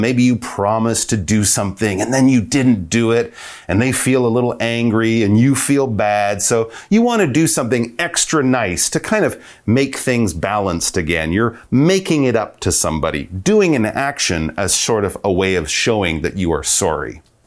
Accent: Canada; we're from Canada

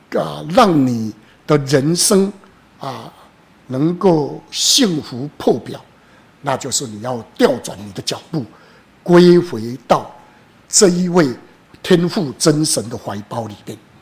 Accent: Taiwan; 好比我们台湾人最喜欢拜的妈祖、关公，或是玄天上帝

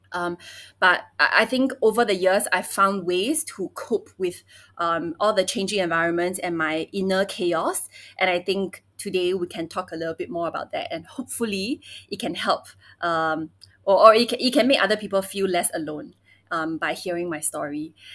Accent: Singapore; also born or lived in Beijing, China; 我 也 是 在 新 加 坡 长 大 的

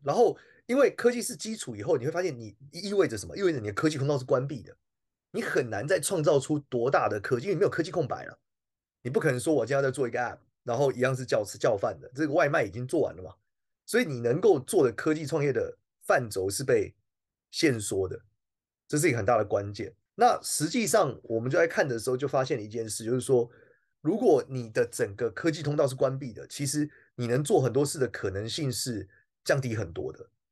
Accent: Taiwan; 我们出生的时候，台湾应该不穷，我们长大的时候，台湾应该不穷了

